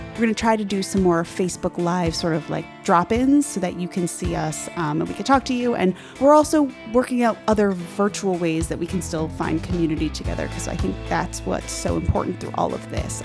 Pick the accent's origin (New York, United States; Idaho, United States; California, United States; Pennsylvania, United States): New York, United States; Long Island; I'm from Long Island